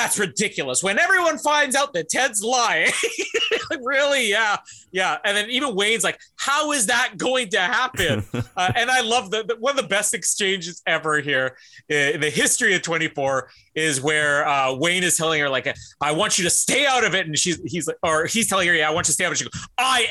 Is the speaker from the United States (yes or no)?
no; Canada; as a Canadian